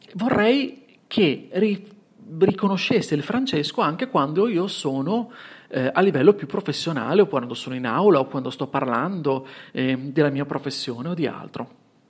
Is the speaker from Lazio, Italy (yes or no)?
no; Bologna, Emilia-Romagna, Italy; accent: Bolognese S; ho un accento che non nascondo, e quindi la S bolognese te ne sarai accorto